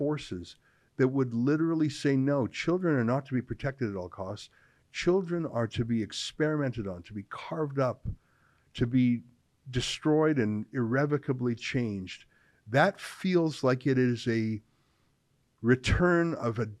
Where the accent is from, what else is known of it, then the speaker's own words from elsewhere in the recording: Calgary, Alberta, Canada; I'm from Calgary